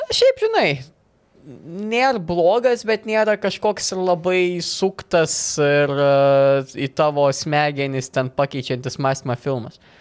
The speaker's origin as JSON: {"language": "Lithuanian", "country": "Lithuania", "said": "esame lietuviai vos ne iš to paties kraujo, valgom tą, tą patį maistą, tie patys papročiai panašiai."}